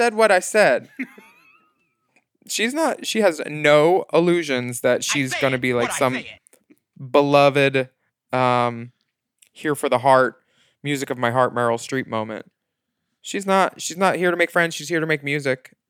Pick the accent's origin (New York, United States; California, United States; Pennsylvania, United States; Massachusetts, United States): Pennsylvania, United States; born or raised there